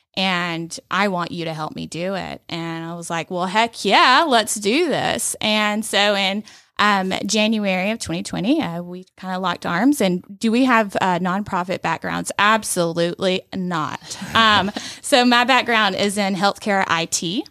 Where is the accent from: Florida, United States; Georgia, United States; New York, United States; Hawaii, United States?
Georgia, United States; Rome; moved away as an adult; also born or lived in Atlanta; this is my hometown